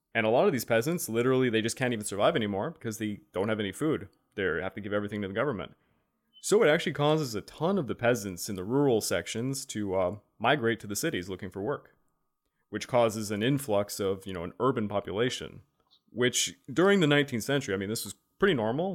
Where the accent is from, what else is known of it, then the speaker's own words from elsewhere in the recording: Quebec, Canada; we're from Quebec, we learned this in high school